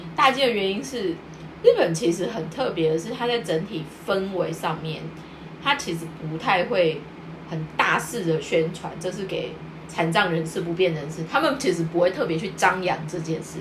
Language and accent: Chinese; Taiwan; now in Japan; 我们台湾的会说咖喱郎